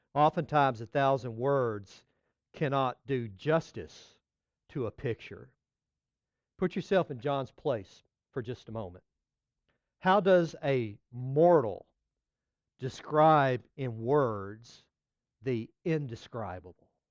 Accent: West Texas, United States; moved away as an adult; also born or lived in Florida Keys; I grew up in West Texas

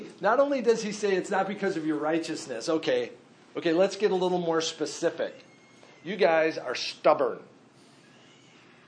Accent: Minnesota, United States; I grew up in Minnesota

